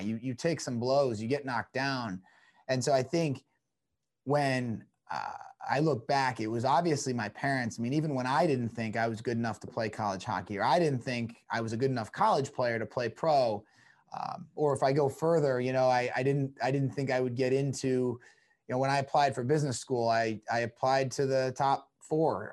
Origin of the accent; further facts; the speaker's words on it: New Jersey, United States; also born or lived in Toronto, Canada / Calgary, Canada / Houston, Texas; I got to New Jersey when I was nine, but I was, I was born in Toronto. I lived in T, Calgary for a bit and Houston, Texas, and then ended up in New Jersey